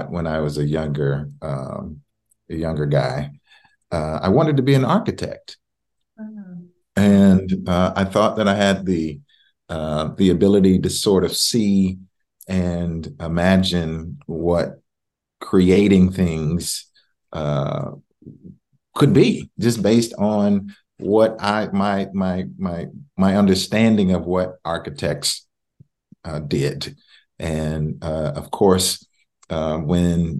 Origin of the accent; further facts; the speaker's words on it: Waco, Texas, United States; both of my parents grew up in Waco, Texas. That's my hometown